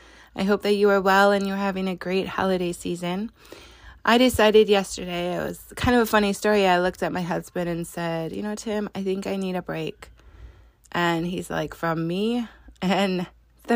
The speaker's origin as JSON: {"language": "English", "region": "Wisconsin", "country": "United States", "said": "I'm from Wisconsin"}